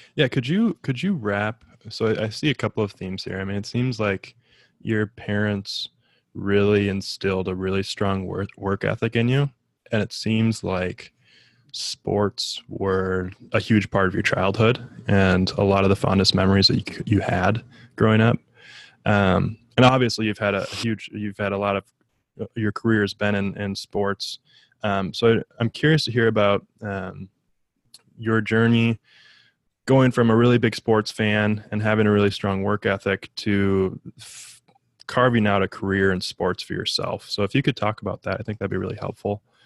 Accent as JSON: {"language": "English", "region": "Minnesota", "country": "United States", "said": "I'm from Minnesota"}